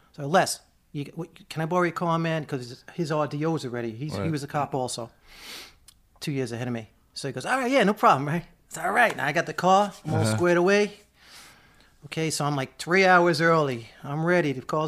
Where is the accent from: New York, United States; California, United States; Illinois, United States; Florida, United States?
New York, United States; Staten Island; I'm from Staten Island.